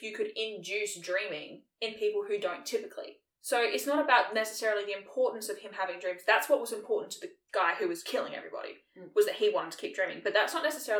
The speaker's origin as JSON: {"language": "English", "country": "Australia", "tie": "born or raised there", "said": "we grew up in Australia"}